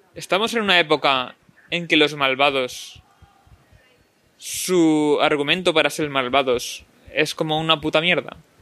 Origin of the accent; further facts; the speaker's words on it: Spain; a veces en España, sabios de Daniels, que no tenemos un inglés muy bueno